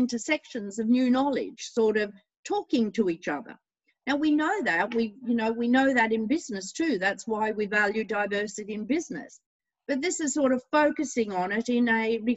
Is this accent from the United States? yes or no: no; Australia; I was born here in Australia